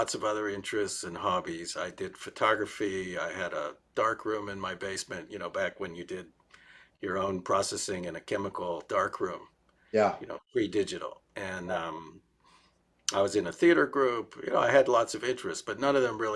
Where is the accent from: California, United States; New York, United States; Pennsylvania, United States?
Pennsylvania, United States; Pittsburgh; moved away; also born or lived in Columbus, Ohio / Israel; I was born in Columbus, Ohio, and I grew up in Pittsburgh